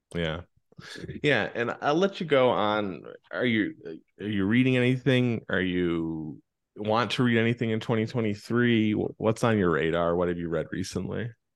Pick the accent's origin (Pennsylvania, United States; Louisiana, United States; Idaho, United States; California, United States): Pennsylvania, United States; I grew up in Pennsylvania